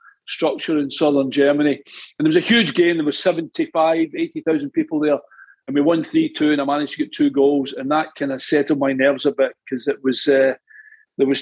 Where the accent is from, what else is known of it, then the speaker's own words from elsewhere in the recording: Ayr, Scotland, United Kingdom; I was born in Ayr in Scotland on the West Coast. And I joined the boys club there.